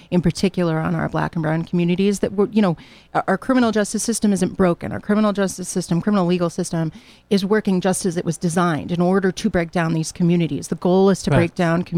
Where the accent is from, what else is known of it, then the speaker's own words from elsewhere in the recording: Hamden, Connecticut, United States; moved away as an adult; also born or lived in New Jersey; I've been able to start again here at Southern in my hometown. You know, I grew up in Hamden